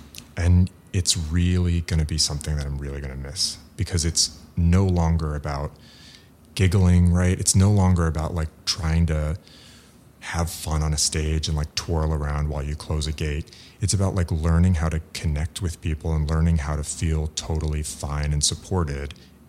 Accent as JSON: {"language": "English", "town": "San Diego", "region": "California", "country": "United States", "tie": "born there", "said": "And I happen to love San Francisco, and I was born in San Diego, like the son of European immigrants."}